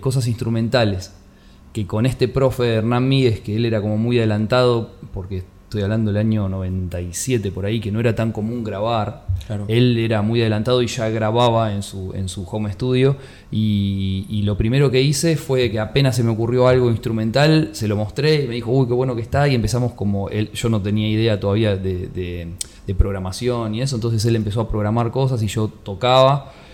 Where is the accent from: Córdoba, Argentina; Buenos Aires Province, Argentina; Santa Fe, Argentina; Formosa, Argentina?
Buenos Aires Province, Argentina; mi infancia, bueno, pasó en Aedo, que es, en el Gran Buenos Aires